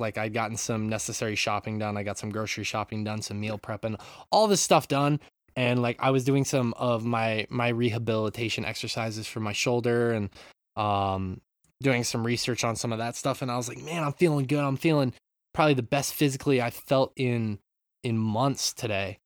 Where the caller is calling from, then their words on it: Japan; I'm from Japan, calling in.